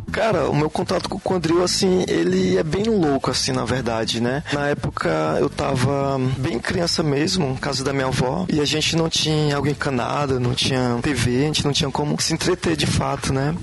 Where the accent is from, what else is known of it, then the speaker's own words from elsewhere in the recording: Timon, Maranhão, Brazil; also born or lived in Teresina, Piauí / Codó, Maranhão; Eu nasci aqui, né, em Teresina, só que eu sempre morei em Timon, né? E minha família é do interior de Codó